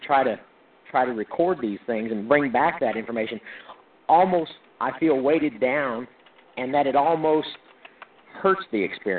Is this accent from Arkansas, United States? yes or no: yes; Little Rock, Arkansas, United States; I was born in Little Rock, Arkansas